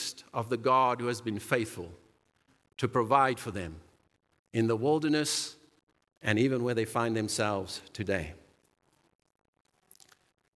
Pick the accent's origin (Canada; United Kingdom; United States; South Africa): South Africa; I grew up in South Africa during apartheid years